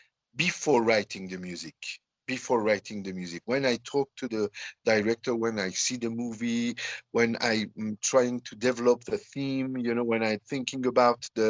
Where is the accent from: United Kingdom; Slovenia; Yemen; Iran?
Iran; born or raised there; also born or lived in south of France; now in Tehran, Iran